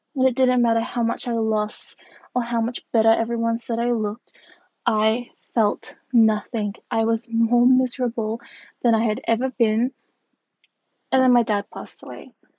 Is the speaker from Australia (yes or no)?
yes; Australia; I am Australian, I am a curve model